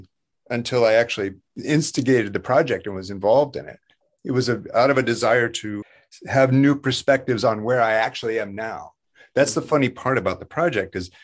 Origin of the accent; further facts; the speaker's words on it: Iowa, United States; I'm from Iowa, you know, farm country